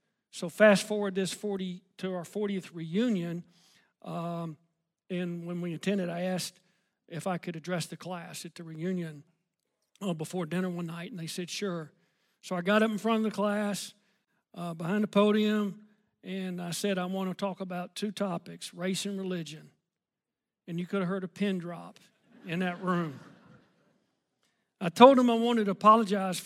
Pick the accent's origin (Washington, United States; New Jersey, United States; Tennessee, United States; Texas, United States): Tennessee, United States; Memphis; also born or lived in Collierville, Tennessee; I grew up in Memphis, Tennessee as a kid